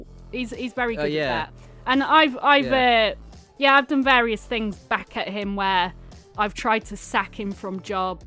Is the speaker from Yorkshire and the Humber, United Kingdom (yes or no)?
yes; Cleethorpes, Yorkshire and the Humber, United Kingdom; I'm from Cleethorpes, like from near there.